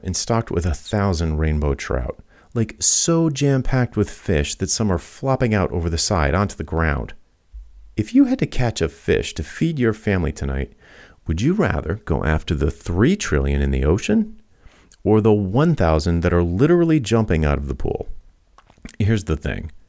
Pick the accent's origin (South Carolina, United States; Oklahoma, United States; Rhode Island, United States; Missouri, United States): Rhode Island, United States; I grew up in Rhode Island, which is right on the Atlantic